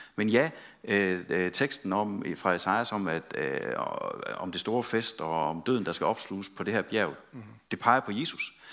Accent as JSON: {"language": "Danish", "area": "West Jutland", "region": "Central Denmark Region", "country": "Denmark", "said": "vi er fra Vestjylland"}